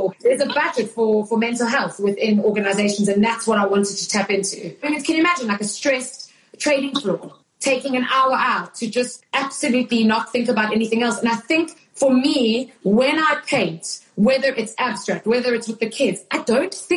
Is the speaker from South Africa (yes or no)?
yes; South Africa; moved away; growing up in South Africa. I was living in South Africa